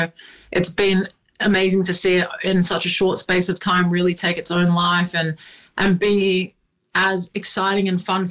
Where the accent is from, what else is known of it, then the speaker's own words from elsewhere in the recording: Sydney, New South Wales, Australia; now in United Kingdom; I grew up in Sydney, in Western Sydney